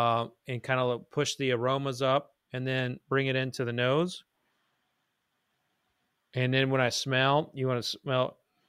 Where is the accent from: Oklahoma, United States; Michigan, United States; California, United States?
Oklahoma, United States; I'm originally from Oklahoma.